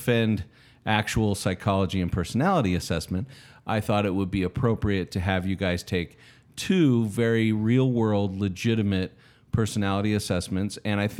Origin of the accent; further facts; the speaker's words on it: Utah, United States; Yes, I'm from Utah.